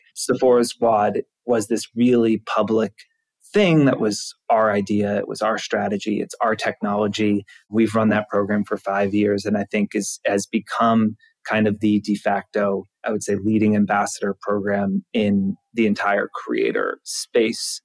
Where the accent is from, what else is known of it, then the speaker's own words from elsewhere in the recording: Georgia, United States; now in New York, United States; I'm from Georgia